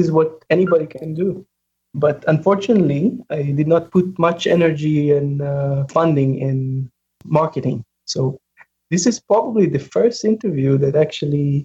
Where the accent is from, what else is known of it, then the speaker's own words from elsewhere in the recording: Israel; moved away as an adult; also born or lived in United States; I'm originally from Israel